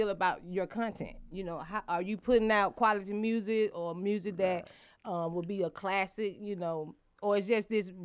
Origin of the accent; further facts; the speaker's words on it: Atlanta, Georgia, United States; I'm straight out of the ATL, you know, West End, Stewart Avenue.